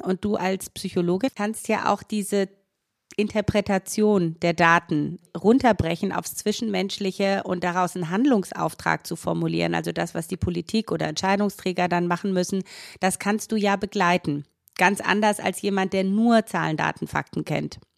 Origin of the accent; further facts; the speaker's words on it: Romania; moved away; Ich komme ja selber auch aus Rumänien